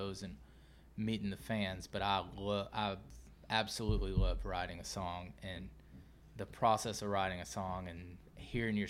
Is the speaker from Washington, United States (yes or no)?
no; South Georgia, United States; I grew up in South Georgia